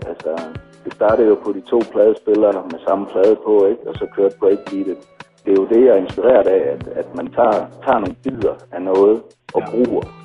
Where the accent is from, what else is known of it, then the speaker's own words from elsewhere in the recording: Silkeborg, Central Denmark Region, Denmark; en rapper her fra Silkeborg, hvor jeg kommer fra.